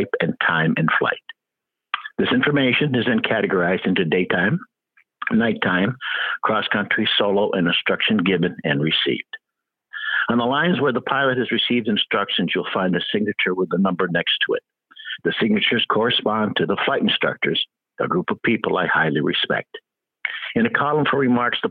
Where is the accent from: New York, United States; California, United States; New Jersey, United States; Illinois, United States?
New York, United States; Albany; We grew up in the Albany area. My family moved here, I believe, in the early 50s